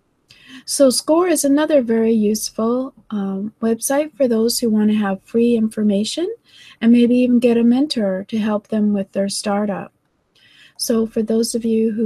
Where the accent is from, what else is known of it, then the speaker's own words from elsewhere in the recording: Canada; I'm from Canada